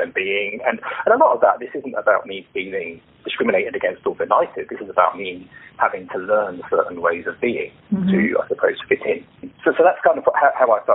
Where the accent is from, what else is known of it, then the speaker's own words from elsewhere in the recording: London, United Kingdom; I was born and bred here, in London, in the UK, and I am British, and fully British